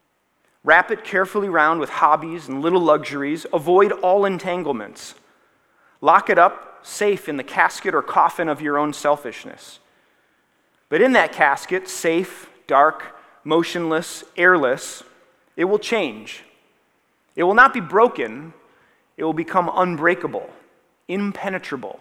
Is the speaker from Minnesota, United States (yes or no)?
yes; Minnesota, United States